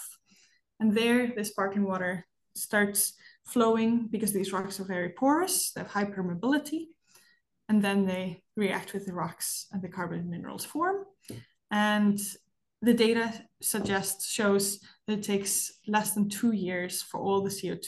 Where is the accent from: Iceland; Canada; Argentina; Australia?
Iceland; I'm from Iceland